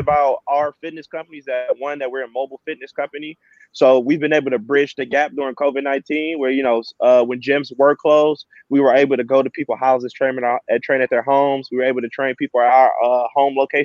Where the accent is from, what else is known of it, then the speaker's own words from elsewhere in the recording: Chicago, Illinois, United States; moved away as an adult; I'm from Chicago, Illinois.